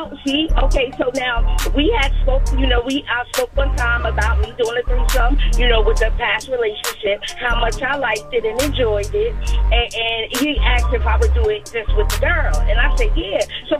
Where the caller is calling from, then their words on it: Plainfield, New Jersey, United States; I'm calling from Plainfield, New Jersey.